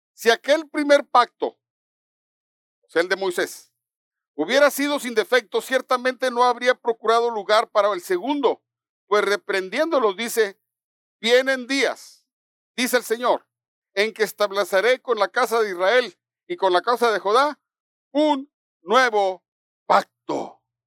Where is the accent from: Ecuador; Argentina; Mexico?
Mexico; los mexicanos celebramos el 16 de septiembre